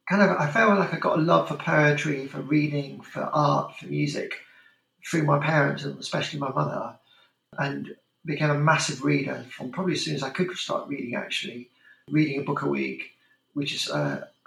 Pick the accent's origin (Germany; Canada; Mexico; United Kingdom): United Kingdom; Sheffield, Yorkshire and the Humber; moved away as an adult; also born or lived in New York / London; growing up in Sheffield